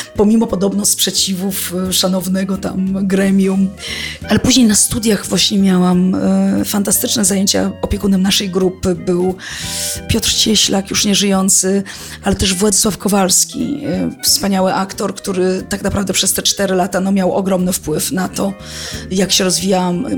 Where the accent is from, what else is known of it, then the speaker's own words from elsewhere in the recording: Warsaw, Masovian Voivodeship, Poland; pochodzę z Warszawy